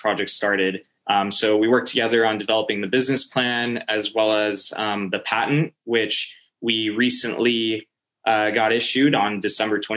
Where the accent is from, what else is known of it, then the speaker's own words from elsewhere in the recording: Norco, California, United States; moved away as an adult; I'm originally from Norco, California, which is a small city in Southern California. And so basically grew up there